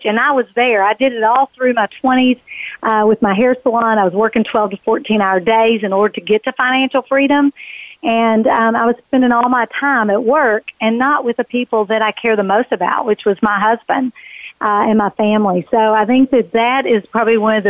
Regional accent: Kentucky, United States; It started in Kentucky. I was born in Kentucky, and I was raised by parents

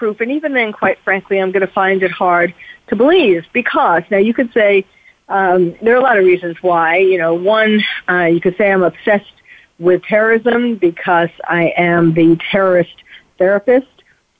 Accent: New York City, New York, United States; also born or lived in Paris; as someone who was born and bred in New York City, therefore who felt it really in the heart, as I do Paris, because I lived in Paris for 3 years

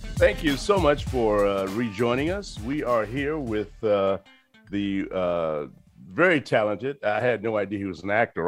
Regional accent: Chicago, Illinois, United States; I'm from Chicago

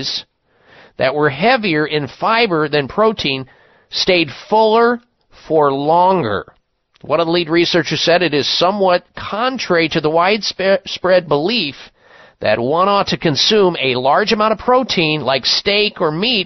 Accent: Midwest, United States; moved away as an adult; growing up in the Midwest, I was weaned on meat 3 times a day

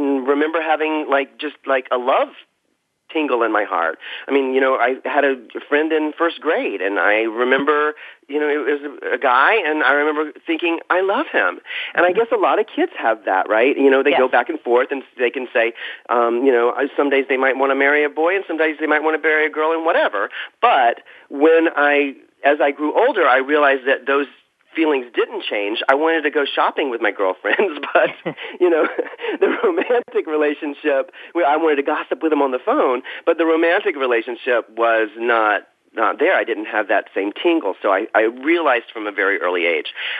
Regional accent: South Carolina, United States; moved away; growing up in South Carolina

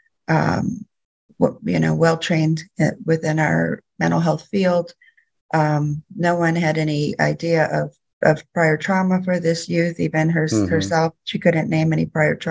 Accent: Louisiana, United States; also born or lived in Bay Area, California / Sacramento, California; now in California, United States; I'm originally from Louisiana. My tribe is United Home and Nation, but at this point in my life, I'm living in California.

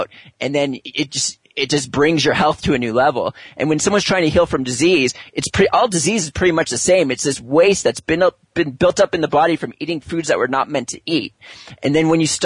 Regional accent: California, United States; moved away; also born or lived in New York City; I'm from California

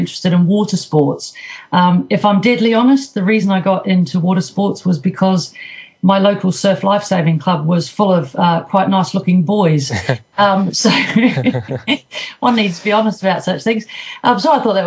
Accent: New Zealand; moved away; I was brought up in New Zealand

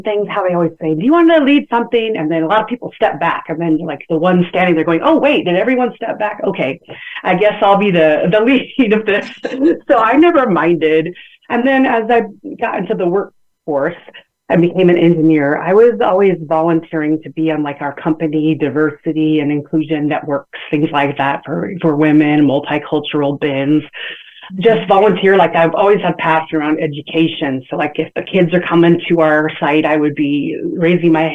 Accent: San Bernardino, California, United States; I'm from San Bernardino, California, born and raised

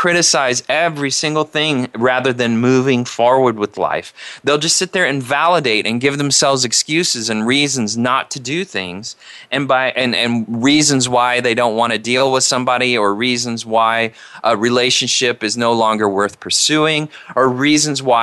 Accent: Indiana, United States; now in California, United States; I grew up in Indiana, which there's nothing wrong with Indiana. It's a great place to grow up

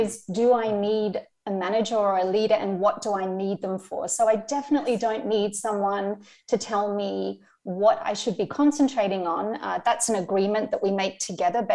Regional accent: Australia; moved away as an adult; now in Germany; I am Australian

